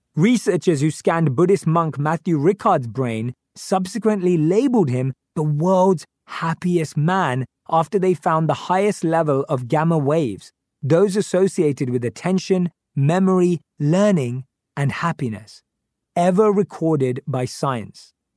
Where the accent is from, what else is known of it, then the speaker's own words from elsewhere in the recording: London, United Kingdom; I grew up in North London with my parents and my youngest sister